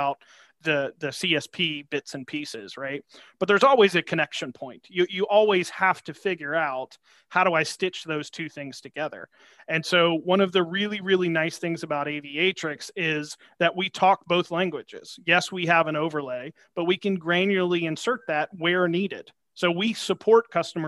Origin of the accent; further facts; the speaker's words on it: Georgia, United States; I'm from Georgia, so I'm a sweet tea guy.